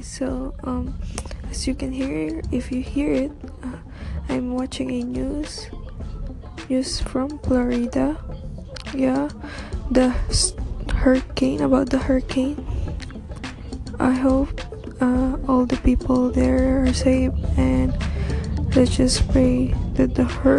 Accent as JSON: {"language": "English", "town": "Toronto", "region": "Ontario", "country": "Canada", "said": "It's morning here in Toronto. Yeah, I'm from Toronto."}